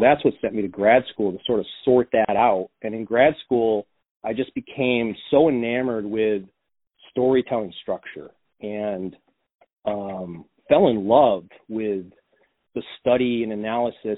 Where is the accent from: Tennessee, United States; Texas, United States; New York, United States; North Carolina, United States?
New York, United States; I came home to my hometown in New York